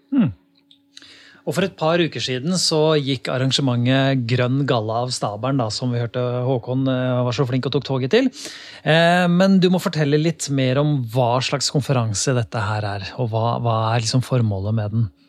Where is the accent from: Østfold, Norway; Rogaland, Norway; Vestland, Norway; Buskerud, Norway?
Buskerud, Norway; Lier; jeg kommer fra Lier